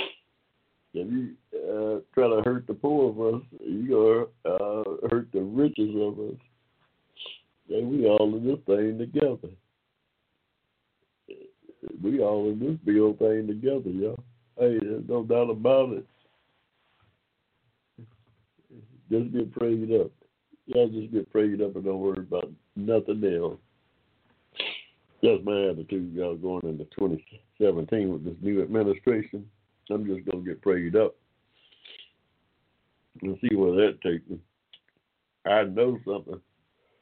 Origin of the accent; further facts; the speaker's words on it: Georgia, United States; also born or lived in Ohio; I'm a good old Georgia boy myself, but I spent some time in Ohio during my adolescent years